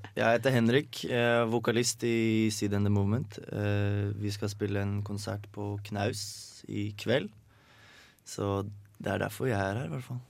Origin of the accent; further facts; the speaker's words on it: Hønefoss, Buskerud, Norway; hjemme i Hønefoss